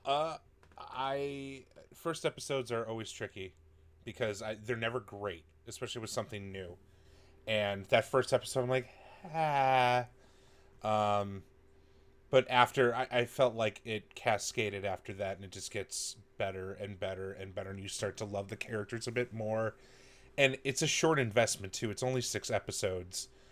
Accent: Wisconsin, United States; I'm from Wisconsin

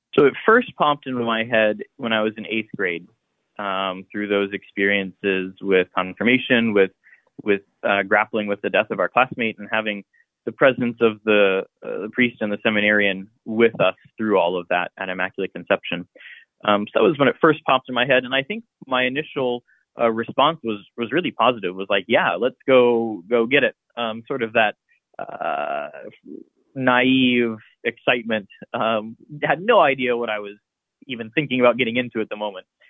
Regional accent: Columbus, Ohio, United States; I grew up in Columbus in the Clintonville neighborhood.

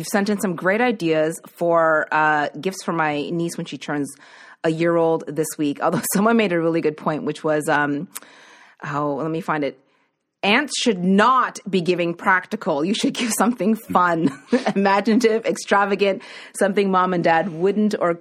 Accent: Nova Scotia, Canada; moved away; I was from Nova Scotia

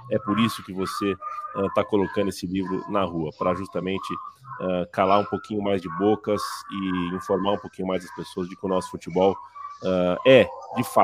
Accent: Rio Grande do Sul, Brazil; Sou do Rio Grande do Sul, nasci muito tempo na fronteira do Jaguarão.

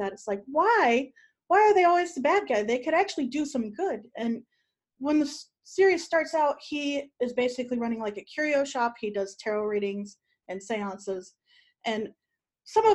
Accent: Ohio, United States; moved away as an adult; I lived all my life in Ohio until last year.

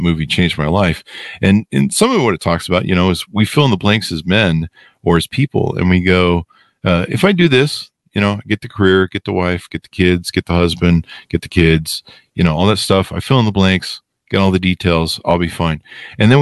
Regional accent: Los Angeles, California, United States; I was born and raised in Hollywood.

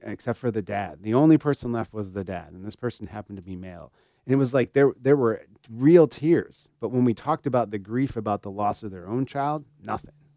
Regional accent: Germany; I was born in Germany

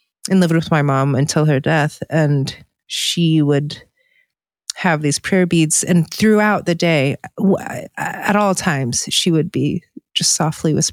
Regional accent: Virginia, United States; moved away; I grew up in Virginia

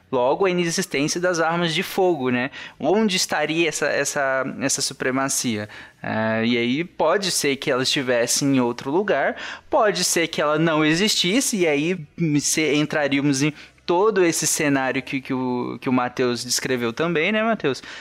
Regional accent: Bahia, Brazil; now in Goiânia, Brazil; Sou baiano, né? Mas moro

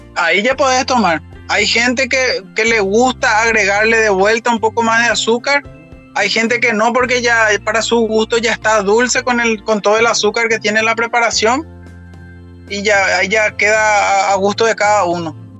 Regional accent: Paraguay; moved away

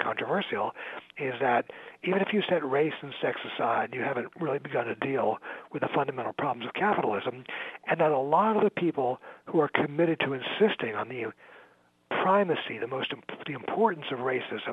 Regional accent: New York, United States; now in Chicago, United States; I'm from New York, and I sort of follow New York politics, even though I live in Chicago now

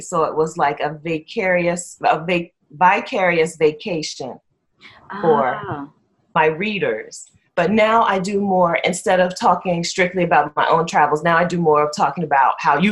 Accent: Dover, Delaware, United States; I'm from Dover, Delaware in the U.S.

